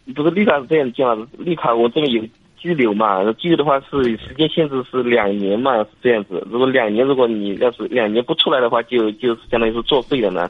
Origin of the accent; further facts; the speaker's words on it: Lishui, Zhejiang, China; moved away as an adult; now in Italy; 我是浙江丽水的